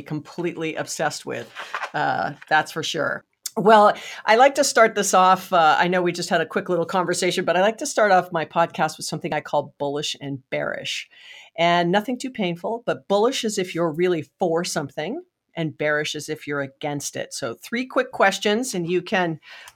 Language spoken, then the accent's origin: English; Hawaii, United States; I was born and raised in Hawaii